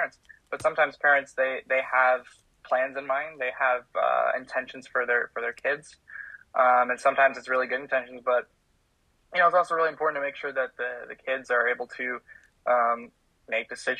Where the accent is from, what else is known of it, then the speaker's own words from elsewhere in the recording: Minnesota, United States; I am a Minnesotan. I am from the great land of over 10,000 lakes in Minnesota